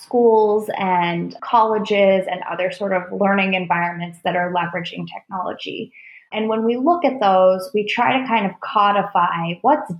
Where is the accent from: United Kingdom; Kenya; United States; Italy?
United States; Oakland, California; moved away; I grew up in Oakland, California, before it was like edgy tech Silicon Valley Oakland back in the day